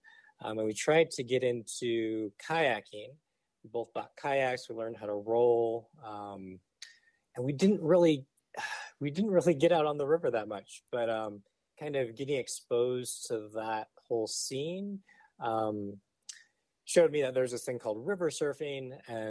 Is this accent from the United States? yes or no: yes; West Coast, United States; also born or lived in Kauai, Hawaii / California / Arizona / Oregon; So originally I'm from Kauai, born there, raised until I was six, and then kind of grew up all over the West Coast. So moved to California, Arizona, Oregon, back to Arizona.